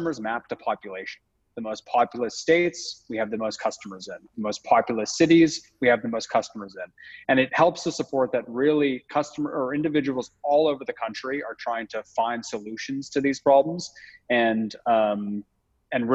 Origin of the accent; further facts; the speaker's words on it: Toronto, Ontario, Canada; moved away as an adult; also born or lived in London; I'm Canadian originally, so I'm from Toronto